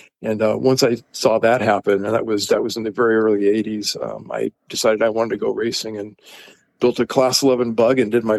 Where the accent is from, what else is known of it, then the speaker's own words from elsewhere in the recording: Los Angeles, California, United States; I grew up in Los Angeles